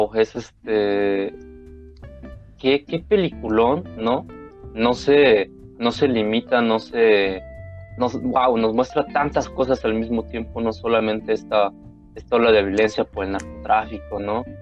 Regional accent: Mexico; como mexicanos

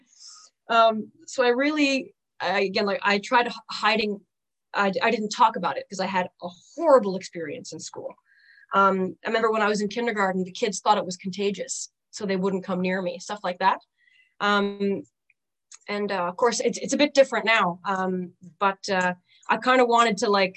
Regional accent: Newfoundland and Labrador, Canada; I am a local, born and raised in Newfoundland

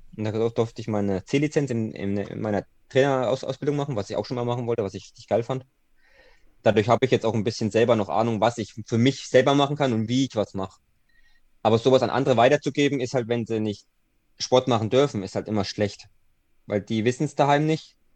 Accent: Thuringia, Germany; bei uns in Thüringen

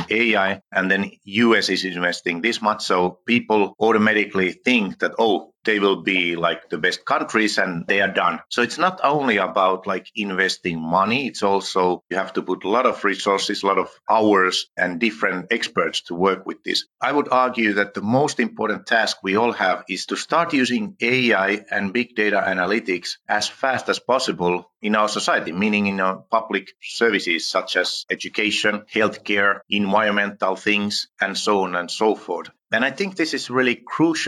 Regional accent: Finland; first language Finnish; English is a second language; I'm from Finland

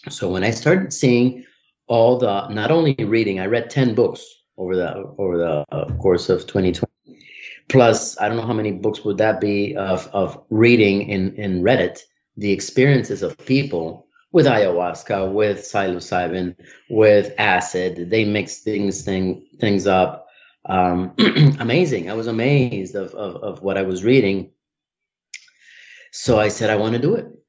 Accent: Colombia; now in United States; I'm from Colombia

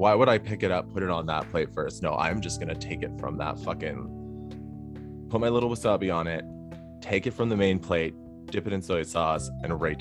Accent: Toronto, Ontario, Canada; growing up in Toronto

